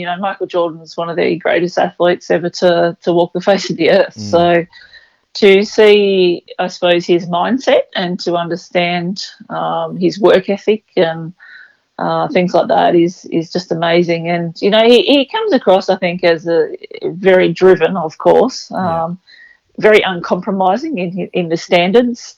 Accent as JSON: {"language": "English", "town": "Mullumbimby", "region": "New South Wales", "country": "Australia", "tie": "born or raised there", "said": "I come from Mullumbimby, which is in northern New South Wales, and it's not too far from Byron Bay in Brunswick Heads, so fairly coastal region. And I suppose just growing up in that sort of environment"}